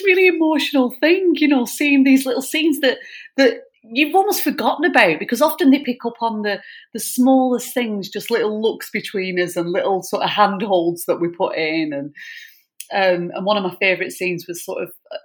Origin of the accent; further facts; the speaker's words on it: Lancashire, North West England, United Kingdom; I'm a northerner. I'm from Lancashire.